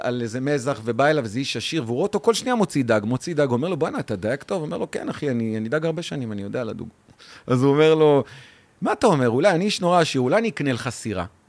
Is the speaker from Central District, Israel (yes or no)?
yes; Ganei Tikva, Central District, Israel; now in Ramla, Israel; אני נולדתי בגני תקווה